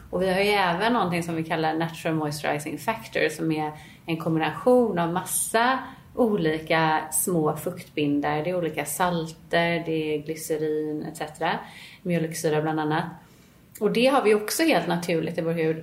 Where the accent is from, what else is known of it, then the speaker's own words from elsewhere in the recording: Gothenburg, Västra Götaland, Sweden; now in Stockholm, Sweden; vi kommer ju båda från Göteborg